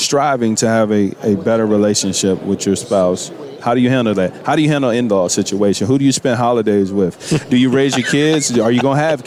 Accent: Virginia, United States; I'm from Virginia. I'm from the country, right? So it's, you know, I grew up around horses

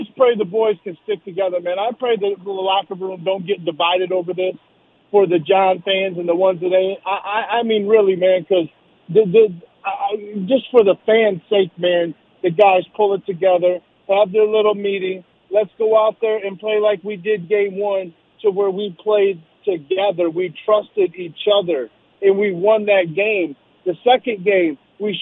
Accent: Chicago, Illinois, United States; I'm from Chicago area

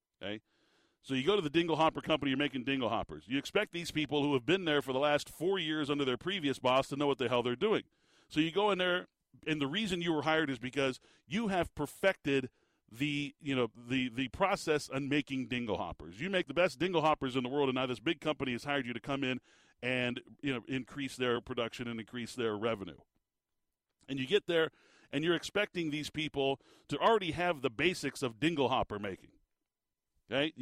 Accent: Tucson, Arizona, United States; I was born in Tucson, listening to the games, sitting on the hearth next to my grandfather on the radio

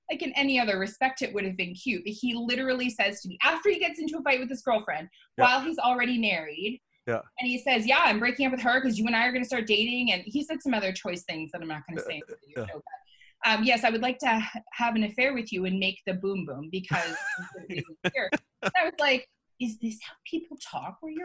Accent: Canada; I'm Canadian

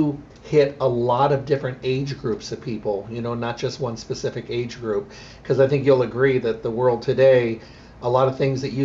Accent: Michigan, United States; moved away; I was raised in Michigan

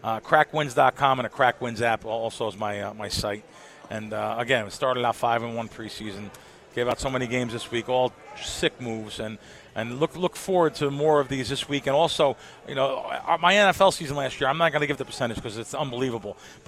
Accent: New York, United States; moved away; also born or lived in Jersey Shore, New Jersey; I grew up in the back east. I grew up in the Bronx and the Jersey Shore.

